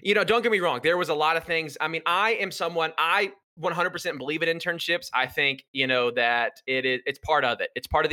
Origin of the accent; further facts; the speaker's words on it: Warner Robins, Georgia, United States; moved away as an adult; now in Atlanta, United States; my hometown of Warner Robins, Georgia